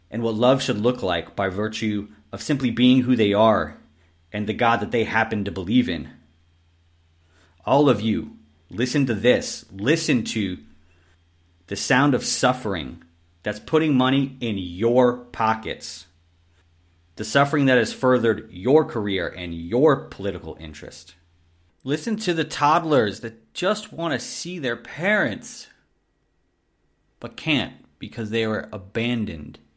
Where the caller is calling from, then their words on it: Austria; I'm calling from Austria.